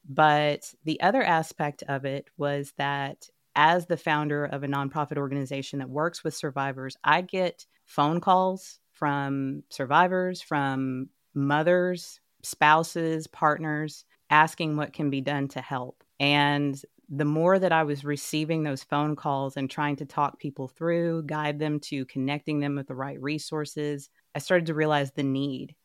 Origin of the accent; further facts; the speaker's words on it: Dallas, Texas, United States; I'm born and raised in Texas.